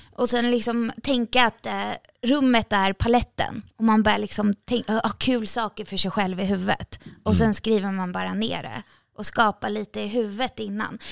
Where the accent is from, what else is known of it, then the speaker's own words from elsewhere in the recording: Sundbyberg, Stockholm County, Sweden; jag är från orten. Alltså, jätteöstermalmsdialekt också. Jag är från orten.